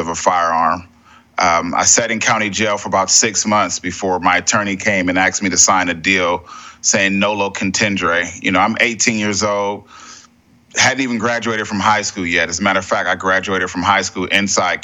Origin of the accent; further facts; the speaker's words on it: San Diego, California, United States; I grew up in Southeast San Diego, around a lot of gangs